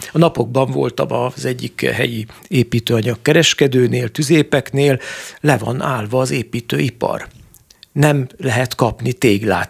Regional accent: Great Hungarian Plain, Hungary; én alföldiként

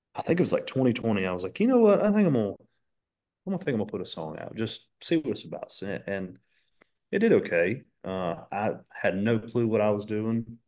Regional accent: Dallas, North Carolina, United States; when I tell people where I'm from, I'm like, "No, I'm just from Charlotte 'cause nobody knows where Dallas is at."

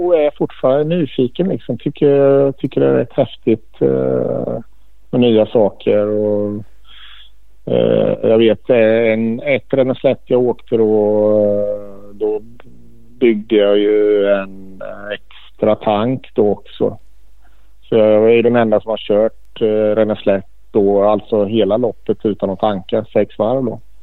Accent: Sweden

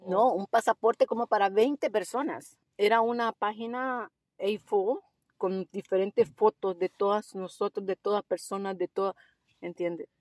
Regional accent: El Salvador; also born or lived in Costa Rica; now in Melbourne, Australia; Yo soy del Salvador

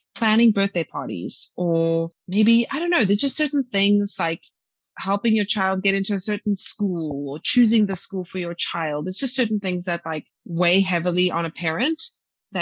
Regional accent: South Africa; I'm from South Africa

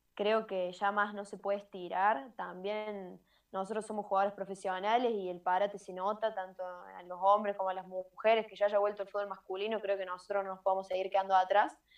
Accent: Río Tercero, Córdoba, Argentina; moved away as an adult; also born or lived in Buenos Aires; sigo en Córdoba, sigo en Río Tercero, en mi pueblo

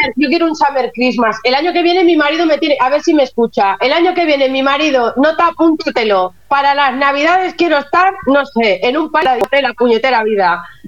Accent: Catalonia, Spain; como catalana, no independentista y súper española

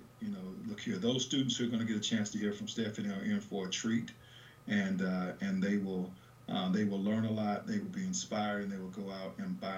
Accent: Decatur, Georgia, United States; also born or lived in Atlanta; grew up in Decatur, Georgia

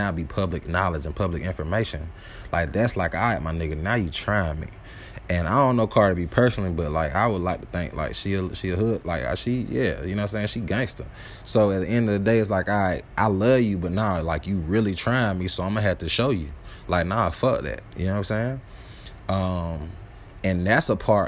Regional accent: the South, United States; I'm from the South.

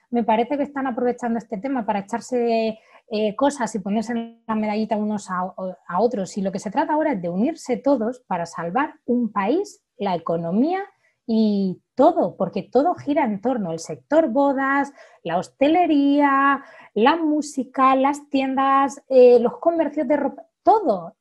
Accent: Orihuela, Valencian Community, Spain; yo que soy del sur de Alicante, de, Orihuela, un pueblecito muy, muy bonito

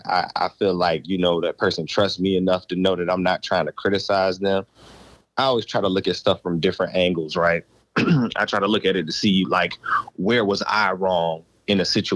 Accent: Virginia, United States; also born or lived in Louisiana; when I moved from Louisiana to Virginia at the tender age of 6 years old

